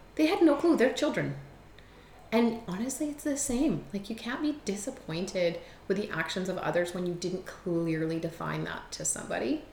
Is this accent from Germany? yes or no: yes; Germany; now in Edmonton, Canada; I was born in Germany.